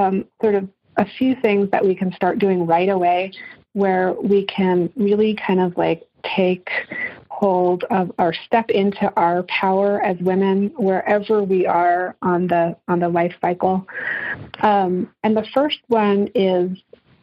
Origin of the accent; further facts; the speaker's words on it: England, United Kingdom; moved away; And I grew up in England